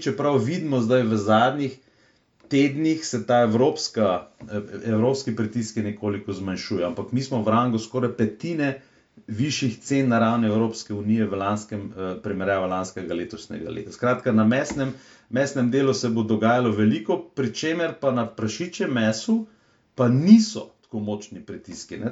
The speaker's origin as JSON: {"language": "Slovenian", "country": "Slovenia"}